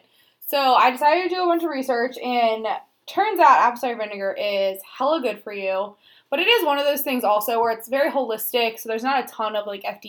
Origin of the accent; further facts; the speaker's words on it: Maryland, United States; we are from Maryland, Hartford, Cecil, Baltimore counties